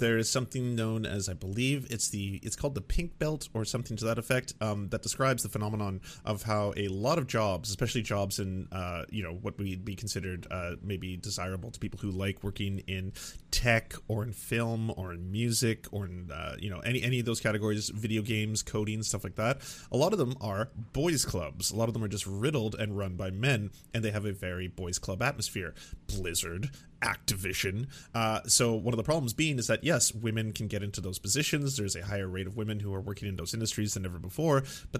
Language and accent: English; Canada; as a Canadian myself, that we do have to work hard to undo the unlimited amounts of damage that the good doctor has kind of ravaged upon the world.